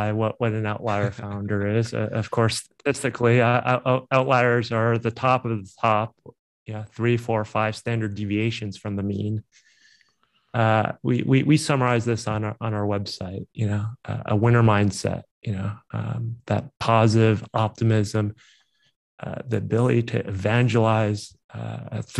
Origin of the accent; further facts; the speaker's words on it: East Coast, United States; moved away as an adult; also born or lived in San Francisco Bay Area / New York / Tokyo; now in Chicago, United States; I grew up in the East Coast, also operated in New York